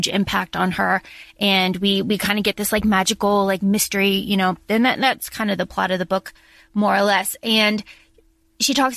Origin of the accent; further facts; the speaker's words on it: the South, United States; We grew up in the South